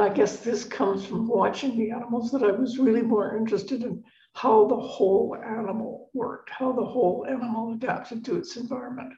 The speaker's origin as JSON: {"language": "English", "town": "Victoria", "region": "British Columbia", "country": "Canada", "tie": "born or raised there", "also_born_or_lived": "Boston", "moved": "yes", "said": "I grew up in Victoria on the west coast of Canada"}